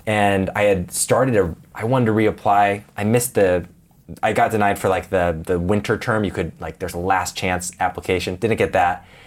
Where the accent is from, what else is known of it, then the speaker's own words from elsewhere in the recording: Portland, Oregon, United States; moved away as an adult; Portland, Oregon. Grew up on a little farm area